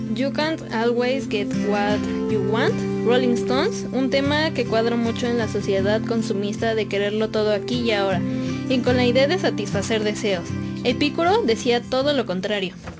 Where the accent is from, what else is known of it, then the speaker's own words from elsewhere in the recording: Mexico; en una sociedad como la mexicana no podemos negar que debido a la desinformación en general o incluso a las costumbres que tenemos arraigadas, somos aún más propensos